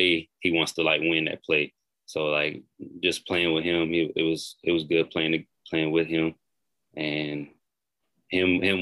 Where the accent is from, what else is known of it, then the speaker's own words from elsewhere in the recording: Greenwood, South Carolina, United States; It's back in my home state because I'm from South Carolina, Greenwood.